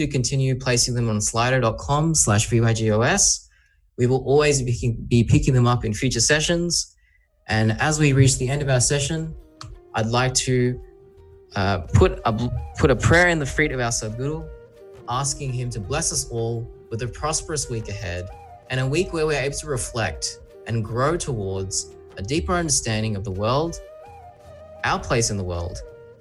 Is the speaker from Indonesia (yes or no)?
no; Sydney, New South Wales, Australia; I'm from Australia, I'm from Sydney.